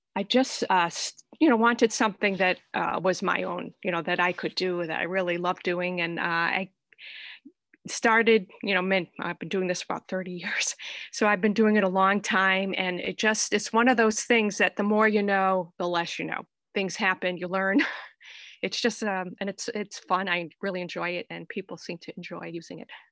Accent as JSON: {"language": "English", "town": "Fall River", "region": "Massachusetts", "country": "United States", "tie": "born or raised there", "lives_now": "South Dartmouth, United States", "said": "I grew up in Fall River, you know, in the suburbs there, but now I live in, uh, South Dartmouth"}